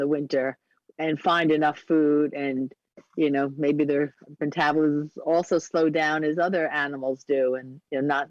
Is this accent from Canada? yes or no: no; Long Island, New York, United States; as a New Yorker in Long Island